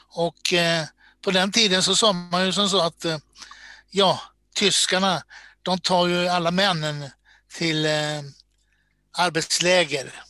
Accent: Borås, Västra Götaland, Sweden; moved away as an adult; now in Stockholm, Sweden; Född och uppvuxen i Borås

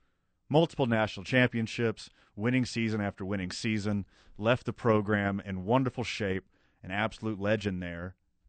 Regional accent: Houston, Texas, United States; moved away; Houston is my hometown.

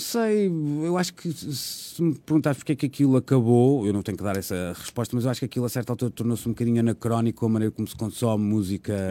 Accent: Porto, Norte, Portugal; moved away as an adult; also born or lived in Lisbon; Eu sou do Porto, trabalhava no Porto

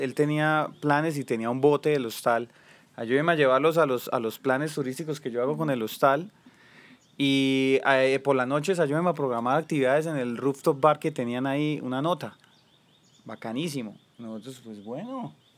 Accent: Colombia; moved away as an adult

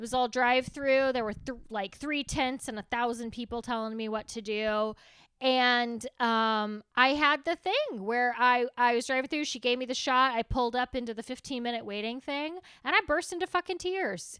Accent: Texas, United States; being Texan is sometimes we put too many syllables in things, and then sometimes we take syllables away

